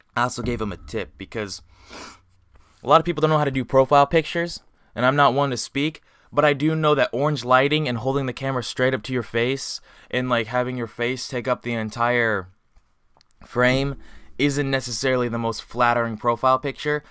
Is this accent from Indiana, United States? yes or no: yes; Indiana, United States; also born or lived in Colorado; I grew up in Indiana.